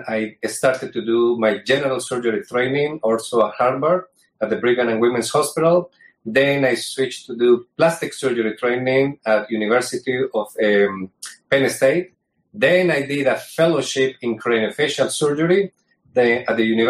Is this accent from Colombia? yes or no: yes; Colombia; also born or lived in New York, United States; now in United States; I'm originally from Colombia, but I did my surgical training here in the United States